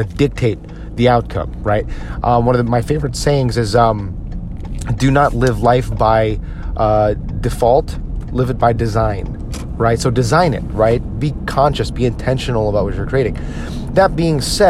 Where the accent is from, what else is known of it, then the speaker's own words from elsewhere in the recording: United States; as an American